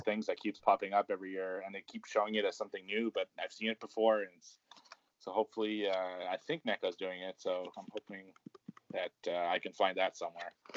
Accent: Canada; I'm, I'm Canadian

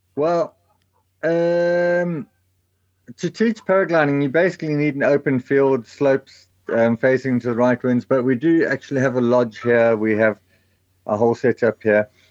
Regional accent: Stanger, KwaZulu-Natal, South Africa; moved away as an adult; now in Bulwer, South Africa; I grew up north of Durban around the Stanger area

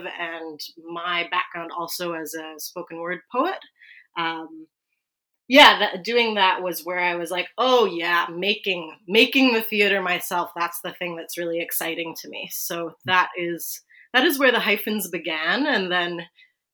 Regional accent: Vancouver, British Columbia, Canada; I grew up in East Vancouver, so unceded Musqueam, Squamish, and Tsleil-Waututh territories.

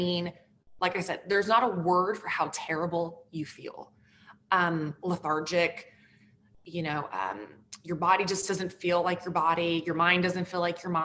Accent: the West, United States; moved away as an adult; also born or lived in New York City; now in New Jersey, United States; growing up in the West

